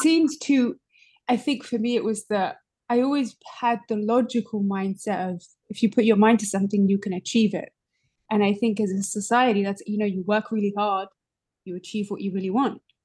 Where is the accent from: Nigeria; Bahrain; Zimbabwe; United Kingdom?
United Kingdom; London; moved away as an adult; now in New York City, United States; I'm originally from London. I've been in New York City for just over five years